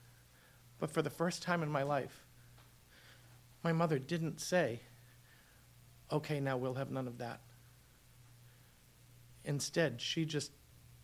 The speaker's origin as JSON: {"language": "English", "town": "Boston", "region": "Massachusetts", "country": "United States", "moved": "yes", "lives_now": "Los Angeles, United States", "said": "We're Boston Irish Catholic"}